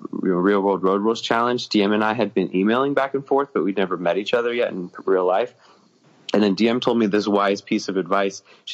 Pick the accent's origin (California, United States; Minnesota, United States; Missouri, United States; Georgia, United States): Georgia, United States; Marietta; She and I grew up in nearby hometowns in Georgia. Like, I'm from Marietta and she's from Roswell, which is about 10 minutes of a drive from each other.